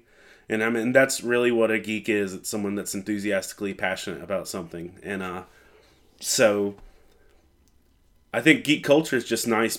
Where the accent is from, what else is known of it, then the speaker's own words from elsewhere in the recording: Lumberton, North Carolina, United States; I'm from Lumberton, North Carolina. I'm almost 40, somewhere in that bracket, and I'm a pastor and pseudo-professional geek.